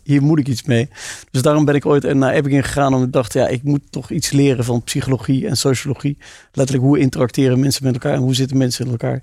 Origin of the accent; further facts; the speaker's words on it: South Limburg, Netherlands; ik ben geboren en getogen in Zuid-Limburg